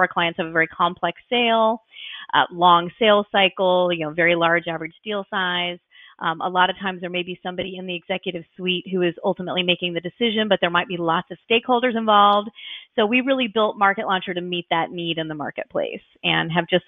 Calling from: Orlando, Florida, United States; Sure. I'm in Orlando, Florida. So you might be able to see sunshine outside my window.

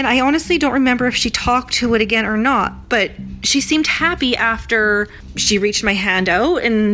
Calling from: Canada; I'm calling from Canada.

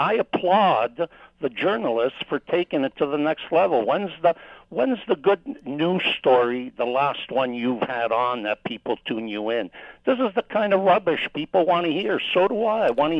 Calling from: Toronto, Ontario, Canada; I'm calling from Toronto.

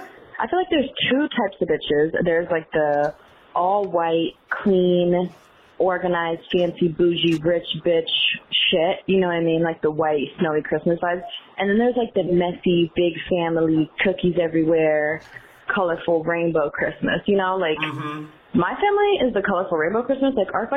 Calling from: Florida, United States; I am calling in from Florida.

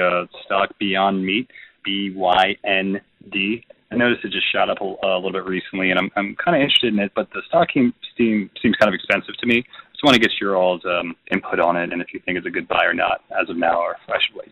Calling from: Maryland, United States; I'm calling from Maryland.

